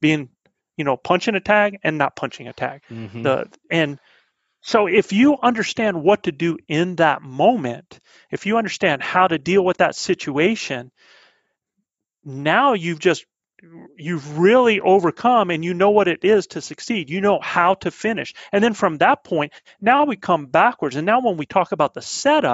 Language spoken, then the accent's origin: English; the Carolinas, United States; accent: southern; now in New Mexico, United States; I'm a southern boy. I'm back from the Carolinas